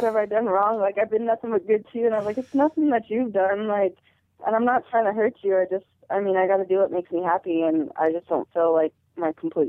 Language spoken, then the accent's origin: English; Colorado, United States